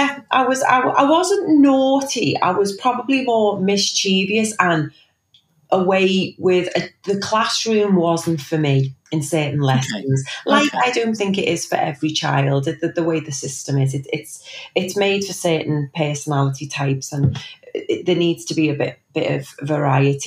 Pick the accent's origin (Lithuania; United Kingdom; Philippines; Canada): United Kingdom; Liverpool, North West England; also born or lived in Knowsley Village; So born and bred in Liverpool, and I grew up in Chilwell, and I now live in Knowsley Village.